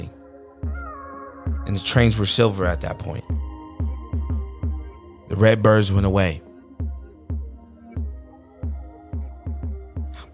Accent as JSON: {"language": "English", "town": "New York City", "region": "New York", "country": "United States", "tie": "born or raised there", "said": "When I was growing up in New York City"}